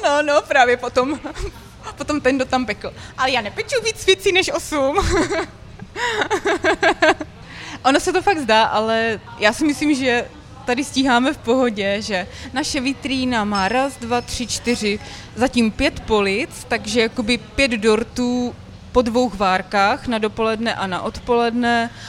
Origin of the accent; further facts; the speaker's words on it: Jevíčko, Pardubice Region, Czechia; moved away; also born or lived in Litomyšl / Brno; já jsem z Jivíčka, že jo, to je kusíček vlastně od tam